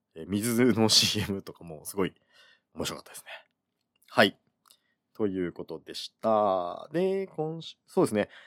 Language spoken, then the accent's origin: Japanese; Kyushu, Oita, Japan; moved away as an adult; also born or lived in Fukuoka / Tokyo; 僕はあの、基本的には九州で育ってるので